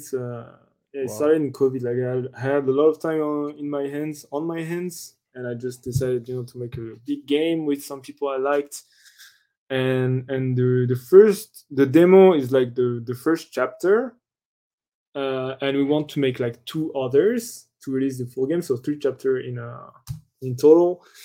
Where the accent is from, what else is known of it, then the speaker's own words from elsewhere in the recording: France; I'm from France